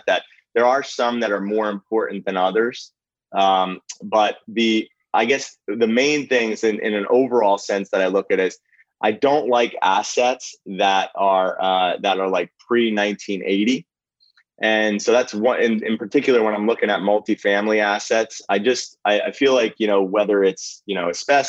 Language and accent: English; New Jersey, United States; also born or lived in Philadelphia; I grew up in New Jersey